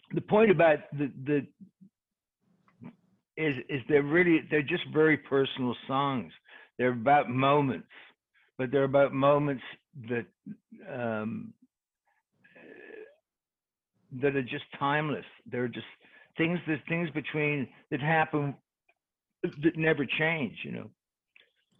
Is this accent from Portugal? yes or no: no; England, United Kingdom; I'm English.